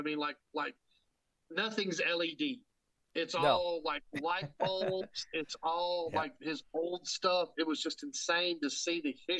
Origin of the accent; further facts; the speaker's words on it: Nashville, Tennessee, United States; I'm from Nashville. I live in Nashville all my life.